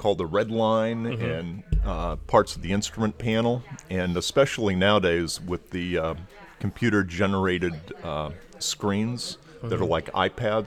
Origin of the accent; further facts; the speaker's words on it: Boston, Massachusetts, United States; also born or lived in Florida / Lehighton, Pennsylvania; now in Montrose, United States; I grew up in Boston